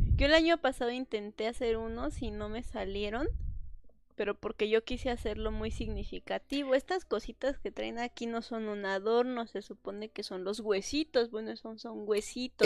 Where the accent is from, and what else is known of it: Mexico; born or raised there; moved away